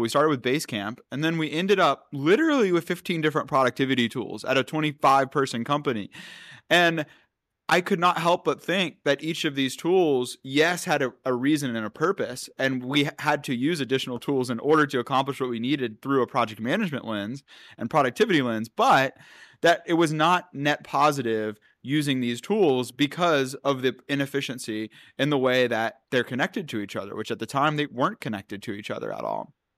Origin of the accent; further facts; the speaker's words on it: North Carolina, United States; I'm from North Carolina, and so out there, you know, it's not it's not much technology. It's it's more traditional businesses, especially when I when I was growing up